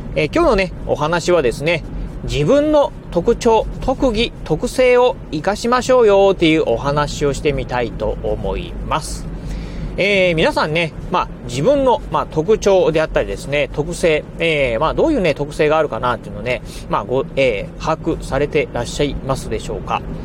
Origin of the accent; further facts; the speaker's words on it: Kochi, Japan; 南国高知でね、生まれ育って